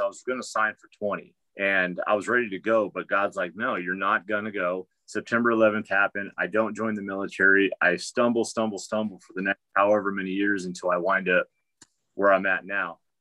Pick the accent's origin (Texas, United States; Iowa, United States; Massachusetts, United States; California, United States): California, United States; Pomona; moved away as an adult; also born or lived in Sacramento, California; now in Missouri, United States; I grew up in the metal scene in Southern California. I grew up in Pomona, California